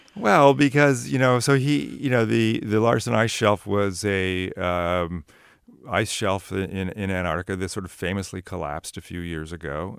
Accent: Sunnyvale, California, United States; I grew up in Sunnyvale

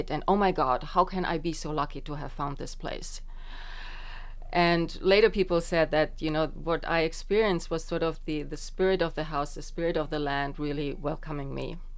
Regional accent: Germany; also born or lived in Estonia; now in United States; I was born in {S1} Estonia, so that's. Uh, that's that. But uh, when I was just a year and a half old, my parents immigrated to West Germany.

